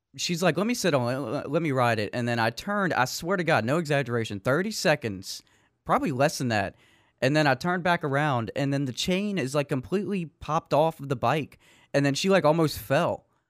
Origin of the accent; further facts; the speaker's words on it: Metairie, Louisiana, United States; I'm from Metairie